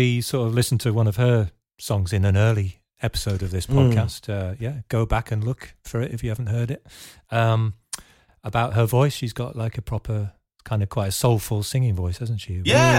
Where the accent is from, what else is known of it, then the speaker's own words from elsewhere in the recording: Leicestershire, East Midlands, United Kingdom; And they're kind of from not far from where I grew up. Because I'm from the East Midlands, from Leicestershire.